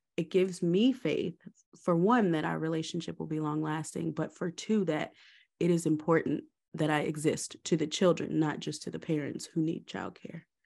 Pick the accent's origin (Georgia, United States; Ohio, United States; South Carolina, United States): Georgia, United States; also born or lived in Maryland; I was born in Maryland, um, and moved to Georgia when I was about four years old